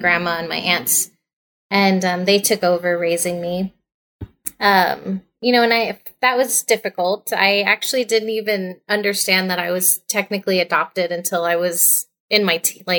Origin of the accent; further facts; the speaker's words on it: Southern California, United States; I am from Southern California, born and raised